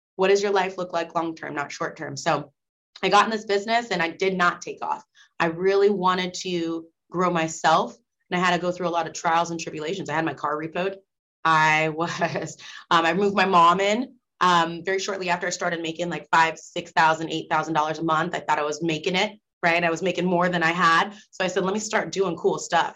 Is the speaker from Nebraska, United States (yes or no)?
yes; Nebraska, United States; moved away as an adult; I'm from Nebraska